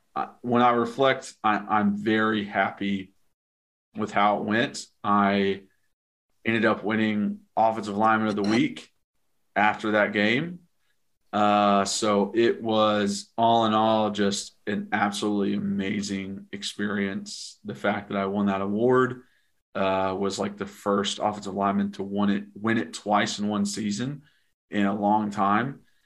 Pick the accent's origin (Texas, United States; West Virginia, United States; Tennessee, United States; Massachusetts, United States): Tennessee, United States; Knoxville; I was from Knoxville and a local kid